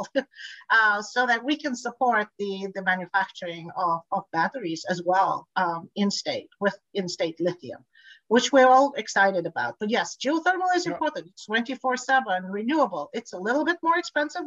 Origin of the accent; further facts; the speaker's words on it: Tanzania; also born or lived in Bulgaria; now in California, United States; I grew up in East Africa, Tanzania, so I'm very familiar with the area.